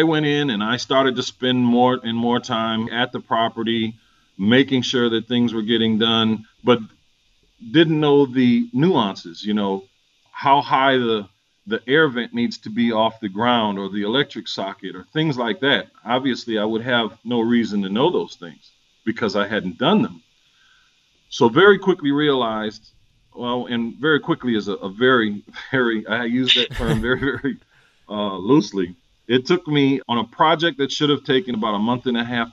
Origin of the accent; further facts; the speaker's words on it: St. Paul, Minnesota, United States; moved away as an adult; now in Atlanta, United States; I'm originally from St. Paul, Minnesota. This has been home since 96 for me.